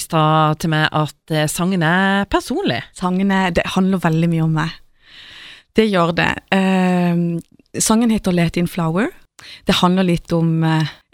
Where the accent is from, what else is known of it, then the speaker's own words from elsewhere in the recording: Mosby, Agder, Norway; moved away as an adult; now in Stockholm, Sweden; jeg er fra Mosby